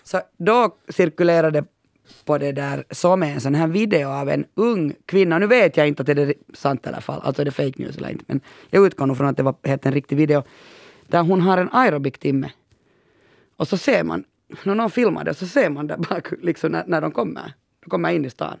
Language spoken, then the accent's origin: Swedish; Pörtö, Uusimaa, Finland; jag kommer ju från Pörtö och halva Pörtö, under min uppväxt var det ju militärområde